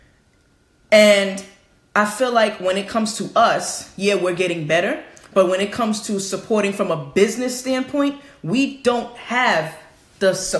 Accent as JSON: {"language": "English", "country": "United States", "said": "because I'm American."}